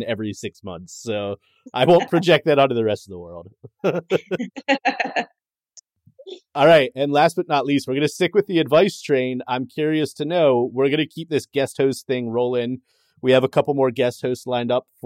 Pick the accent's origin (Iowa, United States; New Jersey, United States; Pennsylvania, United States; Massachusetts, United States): Pennsylvania, United States; I'm from Pennsylvania.